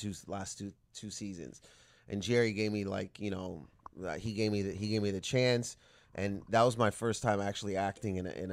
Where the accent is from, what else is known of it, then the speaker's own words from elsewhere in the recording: Canada; it was such a cool thing to be a part of, especially being Canadian.